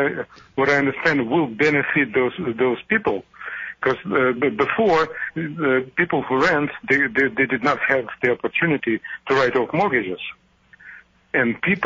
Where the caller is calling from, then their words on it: Los Angeles, California, United States; I'm calling from Los Angeles. Obviously, a huge megapolis, right?